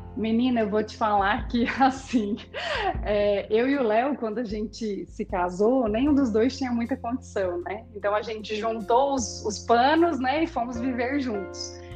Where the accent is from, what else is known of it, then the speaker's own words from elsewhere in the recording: Cuiabá, Mato Grosso, Brazil; moved away as an adult; also born or lived in Rio Grande do Sul; now in Goiânia, Brazil; Nasci no Rio Grande do Sul, mas me criei no Mato Grosso e tive minha história profissional toda em Cuiabá.